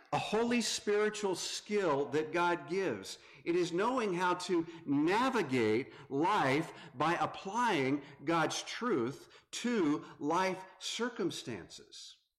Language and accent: English; North Carolina, United States; moved away as an adult; now in Grand Rapids, United States; I am from North Carolina, moved up to the Grand Rapids area.